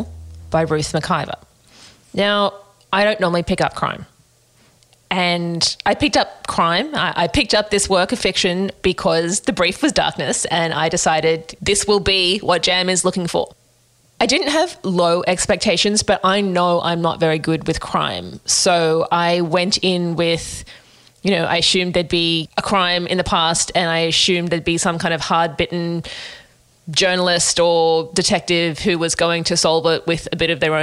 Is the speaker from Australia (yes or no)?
yes; Australia; we as Australians